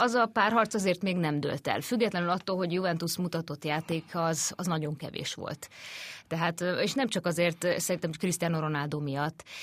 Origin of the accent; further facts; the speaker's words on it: Hungary; mi is ott lehettünk ugye magyarként újságírók